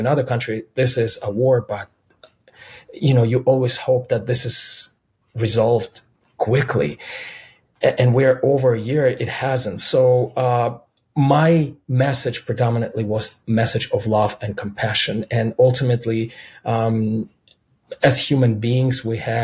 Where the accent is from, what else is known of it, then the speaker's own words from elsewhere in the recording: Minsk, Belarus; first language Russian; English is a second language; now in United States; being a kid growing up in Minsk and Belarus